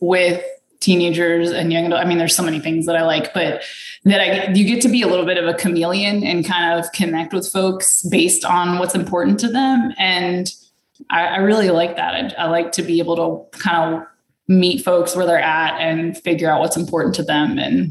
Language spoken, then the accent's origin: English; Midwest, United States; moved away as an adult; now in North Carolina, United States; I grew up in the Midwest